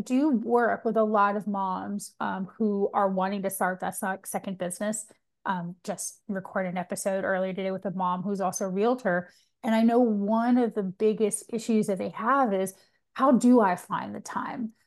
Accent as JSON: {"language": "English", "region": "Georgia", "country": "United States", "said": "I'm from Georgia"}